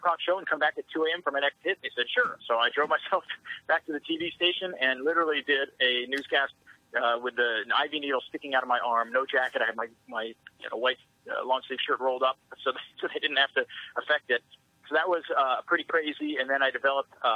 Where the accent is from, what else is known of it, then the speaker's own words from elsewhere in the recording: Seattle, Washington, United States; moved away as an adult; also born or lived in Houston; it's my hometown.